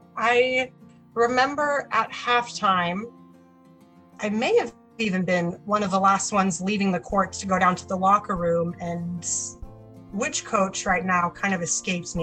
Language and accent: English; Oklahoma City, Oklahoma, United States; I'm from Oklahoma City, Oklahoma